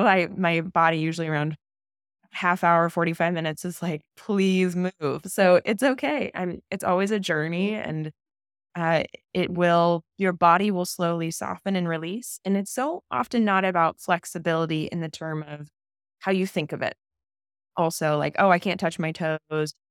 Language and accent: English; California, United States; I grew up in California